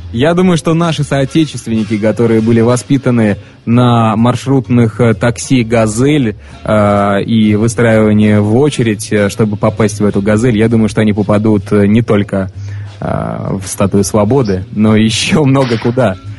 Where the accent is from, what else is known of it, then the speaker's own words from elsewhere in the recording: Saint Petersburg, Russia; moved away; also born or lived in Voronezh; родом-то я из Санкт-Петербурга, вот, но а, свои, свои лучшие, так скажем, годы а, обучения я провел в городе Воронеже